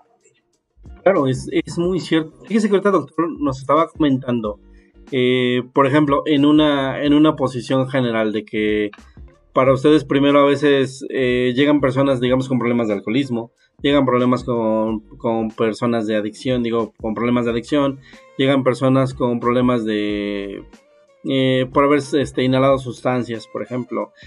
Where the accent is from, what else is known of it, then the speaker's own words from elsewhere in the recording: Mexico; somos un país que no está dedicado a la investigación ni al desarrollo